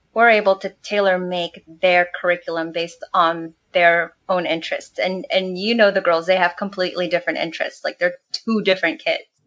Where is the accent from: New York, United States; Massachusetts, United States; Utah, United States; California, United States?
California, United States; San Marcos; moved away as an adult; also born or lived in Oceanside, California; now in Mexico; Jason and I actually came from the same hometown. We're from Oceanside, well, originally San Marcos, California, and that's North County, San Diego